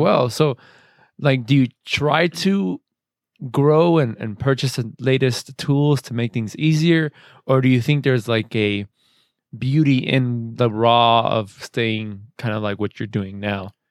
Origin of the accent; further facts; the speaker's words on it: Arizona, United States; I grew up in Arizona